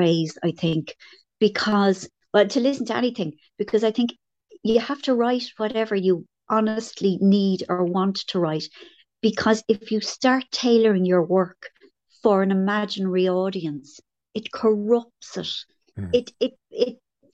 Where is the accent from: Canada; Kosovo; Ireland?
Ireland; growing up in Ireland